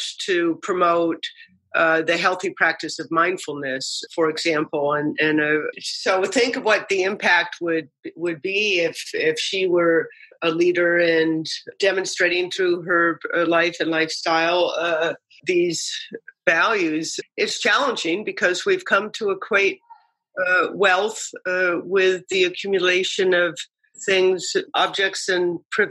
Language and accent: English; East Coast, United States; also born or lived in Washington, D.C.; now in Madison, United States; I grew up on the East Coast